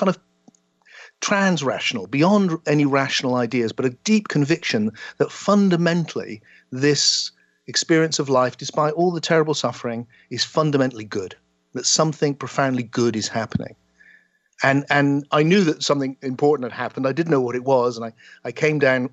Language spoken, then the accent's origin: English; South West England, United Kingdom; the small town I grew up in the West Country of England